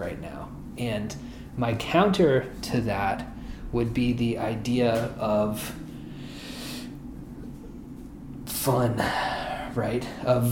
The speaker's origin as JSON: {"language": "English", "region": "Oklahoma", "country": "United States", "tie": "born or raised there", "said": "I grew up in Oklahoma. I lived here for most of my life"}